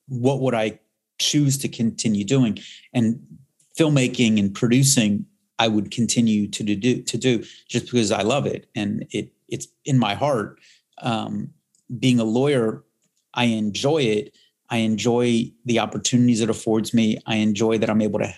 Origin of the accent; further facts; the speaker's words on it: Miami, Florida, United States; growing up in Miami